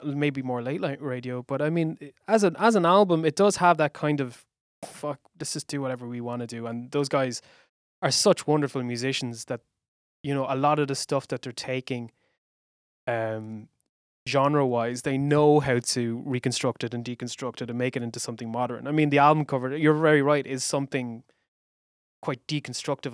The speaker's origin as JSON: {"language": "English", "town": "Waterford", "region": "Munster", "country": "Ireland", "tie": "born or raised there", "said": "I grew up in Waterford"}